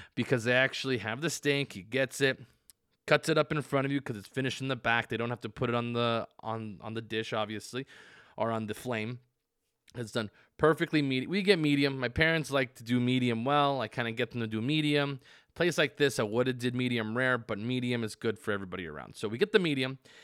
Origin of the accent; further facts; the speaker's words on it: United States; I'm very American